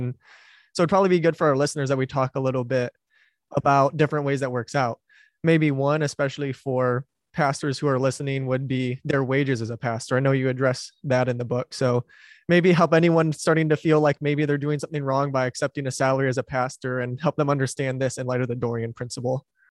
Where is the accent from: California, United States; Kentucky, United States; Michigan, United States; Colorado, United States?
Michigan, United States; Wayne County; moved away; my parents still live where I grew up in Wayne County, which is the county where Detroit is in Michigan